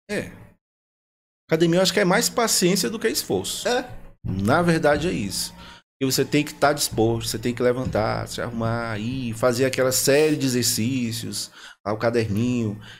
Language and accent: Portuguese; Northeast Region, Brazil; eu sou nordestino, né? Então lá o forró pra gente é o que rola. E assim que eu cheguei aqui, eu fui convidado pra ir no forró. Eu pensava que era igual lá da minha terra, né?